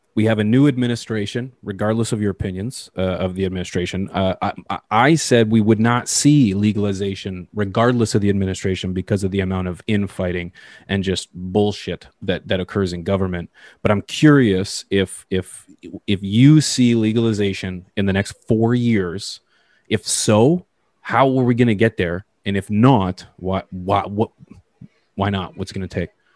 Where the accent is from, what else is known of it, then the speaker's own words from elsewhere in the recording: Canada; I mean that as a Canadian